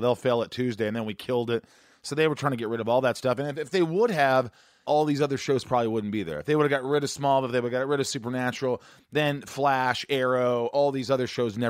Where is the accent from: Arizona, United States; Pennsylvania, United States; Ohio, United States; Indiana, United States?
Indiana, United States; moved away; also born or lived in New York; I grew up in Indiana, I was born in New York, but I grew up in Indiana.